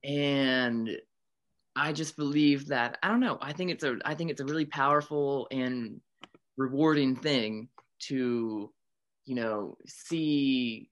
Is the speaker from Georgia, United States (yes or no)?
no; Pittsburgh, Pennsylvania, United States; moved away; right now I'm at my hometown. I'm in Pittsburgh